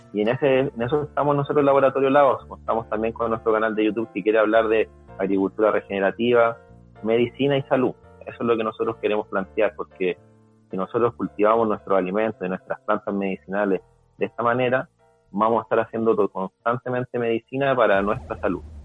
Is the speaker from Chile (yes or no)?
yes; Chile